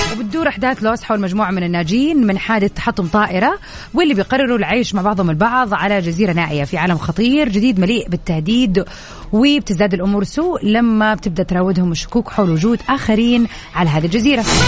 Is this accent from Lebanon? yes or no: no; Jeddah, Makkah Province, Saudi Arabia; عندنا في جدة هنا